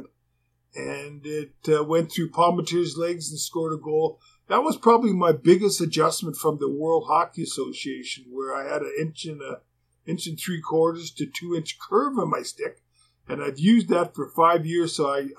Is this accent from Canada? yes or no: yes; Canada; being a Canadian